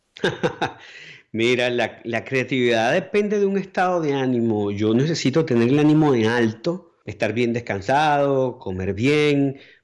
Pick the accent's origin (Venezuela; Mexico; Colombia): Venezuela; moved away as an adult; yo puedo hablar como venezolano para todos los otros países o puedo hablar como venezolano para los venezolanos